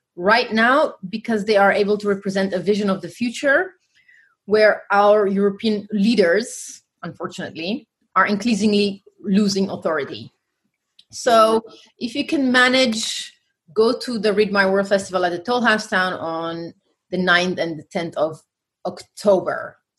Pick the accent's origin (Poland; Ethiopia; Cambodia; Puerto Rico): Ethiopia; Oromia; now in Netherlands; I'm black first, and then African, then Ethiopian, then Oromo. From I'm from the Oromo ethnic uh, group